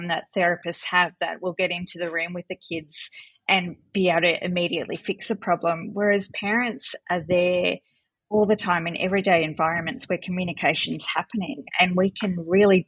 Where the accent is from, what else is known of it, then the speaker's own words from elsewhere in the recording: North Coast, New South Wales, Australia; moved away as an adult; also born or lived in Melbourne, Australia; now in Coonabarabran, Australia; I grew up on the North Coast and moved to Melbourne to do the course in speech pathology